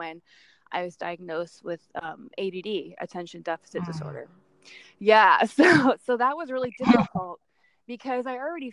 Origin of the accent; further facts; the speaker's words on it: Camarillo, California, United States; I grew up in Camarillo, California, which is like Southern California. And born and raised